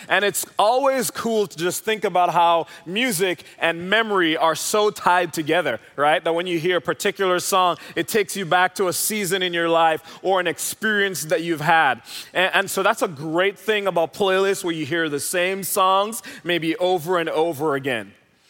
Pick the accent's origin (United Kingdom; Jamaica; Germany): Jamaica; now in Dallas, United States; I'm originally from Jamaica, if you're wondering where the accent is from.